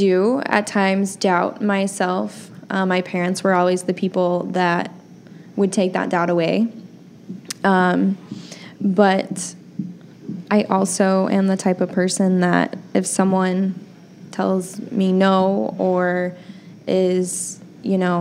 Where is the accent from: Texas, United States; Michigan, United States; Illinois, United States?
Illinois, United States; born or raised there; moved away as an adult